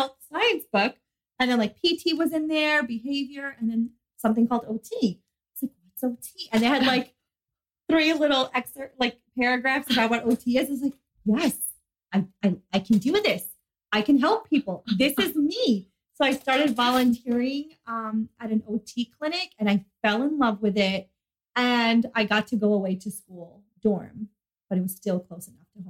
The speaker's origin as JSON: {"language": "English", "region": "New York", "country": "United States", "moved": "yes", "said": "I'm originally from New York."}